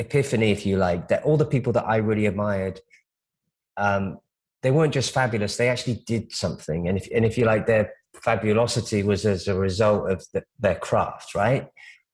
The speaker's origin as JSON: {"language": "English", "country": "United Kingdom", "tie": "born or raised there", "also_born_or_lived": "Omaha, Nebraska, United States / London, United Kingdom", "moved": "as an adult", "lives_now": "Los Angeles, United States", "said": "I grew up in the UK, but I was born in America."}